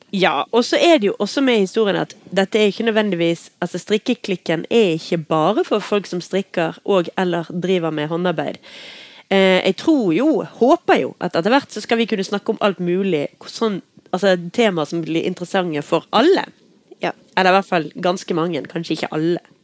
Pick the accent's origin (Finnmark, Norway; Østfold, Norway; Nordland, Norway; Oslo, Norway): Oslo, Norway; also born or lived in Tromsø; now in Bergen, Norway; jeg er født i Tromsø, og jeg er oppvokst i Oslo